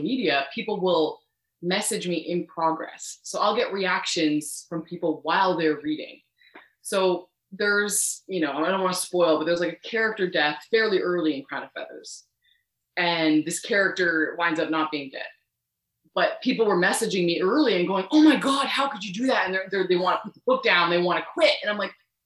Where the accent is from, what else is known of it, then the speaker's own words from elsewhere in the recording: Canada; I'm Canadian